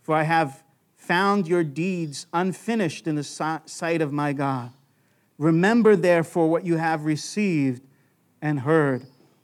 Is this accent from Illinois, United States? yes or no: no; Long Island, New York, United States; I know growing up in Long Island, New York, I thought the yoke was an egg yolk. I was very distant from the farms.